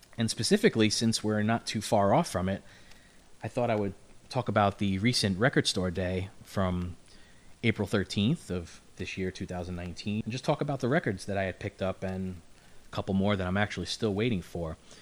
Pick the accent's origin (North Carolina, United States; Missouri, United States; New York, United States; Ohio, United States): New York, United States; New York City; I'm from Brooklyn